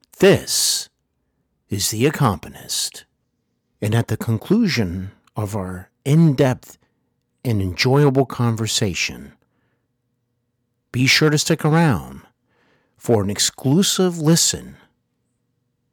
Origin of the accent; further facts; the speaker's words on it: Cincinnati, Ohio, United States; also born or lived in Hollywood; I host Hollywood and Beyond podcast here in my hometown of Cincinnati